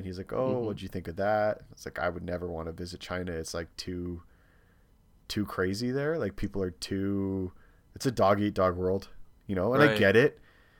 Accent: Canada; hey, like, we're from Canada, we're coming, my husband has a lot of tattoos

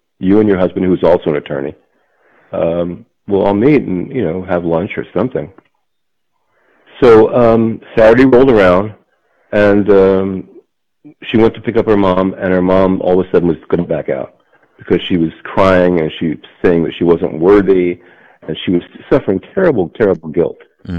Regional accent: Trenton, New Jersey, United States; born there; I was born in Trenton, apparently. That's what it says in my record of birth.

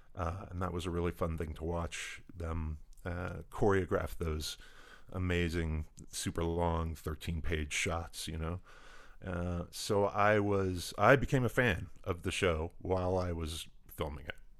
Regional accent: Indianapolis, Indiana, United States; I grew up in Indianapolis, Indiana

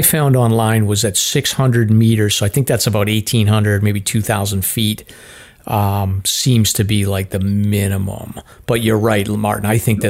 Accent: Ireland; I'm an Irishman, so I'm no good.

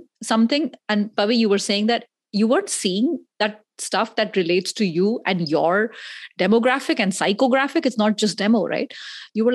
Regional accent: India; accent: Indian; My Indian accent

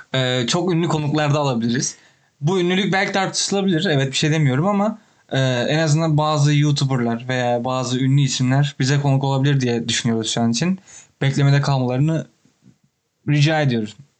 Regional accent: Turkey; moved away as an adult; also born or lived in Toronto, Canada; now in Ottawa, Canada; buradaki her insan Türk olduğumu öğrenince

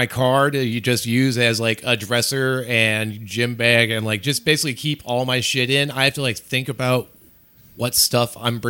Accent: Cleveland, Ohio, United States; I'm from Cleveland

